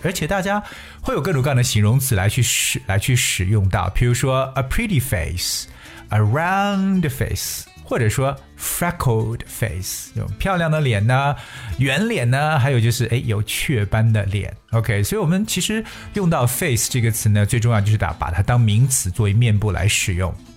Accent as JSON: {"language": "Chinese", "country": "China", "said": "对我们中国人来讲"}